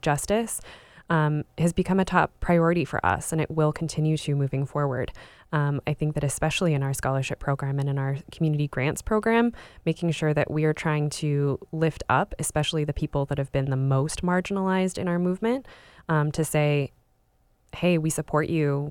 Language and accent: English; Spokane, Washington, United States; I was, uh, raised in Spokane, Washington, so on the east side of the state